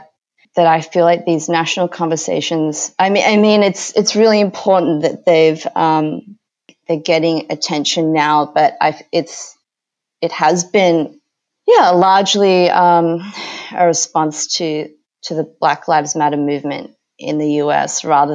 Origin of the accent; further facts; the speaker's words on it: Australia; growing up in Australia